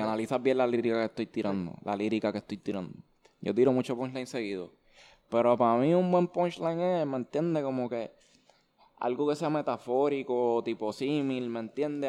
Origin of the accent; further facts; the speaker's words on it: Levittown, Puerto Rico; also born or lived in Bayamón, Puerto Rico; Yo nací, yo nací en Bayamón, yo soy de Bayamón, pero me crié en Levitón